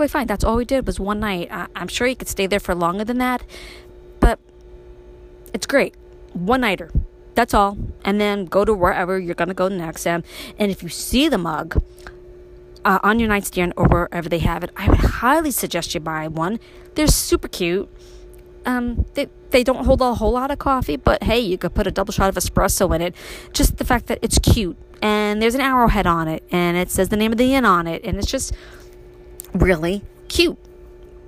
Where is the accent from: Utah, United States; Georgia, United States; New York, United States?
New York, United States; New York City; moved away as an adult; now in Upstate New York, United States; me growing up in Brooklyn